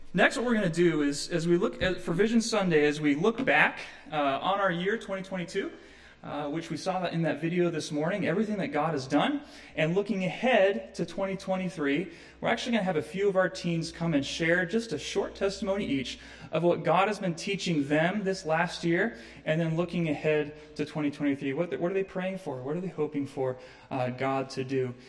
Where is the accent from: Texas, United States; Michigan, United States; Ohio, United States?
Ohio, United States; moved away; I'm from Ohio and it's the promised land